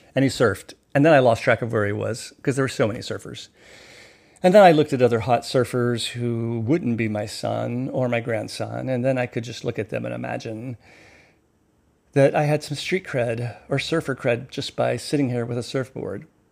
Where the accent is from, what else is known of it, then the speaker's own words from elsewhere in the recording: the South, United States; moved away; I grew up in the South, in the bathwater of the Gulf